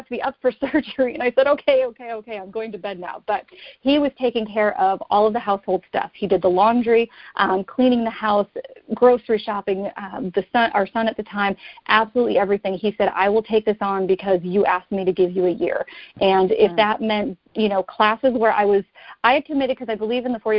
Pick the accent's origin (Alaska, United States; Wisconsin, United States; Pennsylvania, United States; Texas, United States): Wisconsin, United States; moved away as an adult; also born or lived in New Jersey / New York City / North Carolina; now in Florida, United States; I'm not originally from Florida. I'm originally from Wisconsin